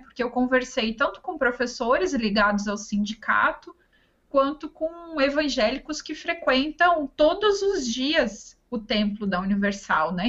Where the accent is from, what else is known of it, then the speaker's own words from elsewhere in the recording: Ametista do Sul, Rio Grande do Sul, Brazil; moved away as an adult; also born or lived in Passo Fundo, Brazil / Florianópolis, Brazil; na minha cidade natal, que é Ametista do Sul, fica no Rio Grande do Sul